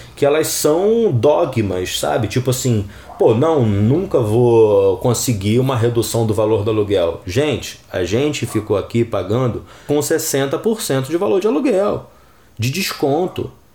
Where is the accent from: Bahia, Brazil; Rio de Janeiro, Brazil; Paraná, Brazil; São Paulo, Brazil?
Rio de Janeiro, Brazil; eu vim da Vila Kennedy, gente. Morei na Vila Kennedy até meus 10 anos, 11 anos